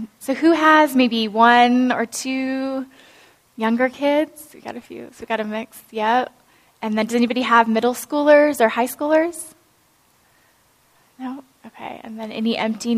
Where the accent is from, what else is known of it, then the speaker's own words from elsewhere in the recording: Iowa, United States; I grew up in Iowa in a farming community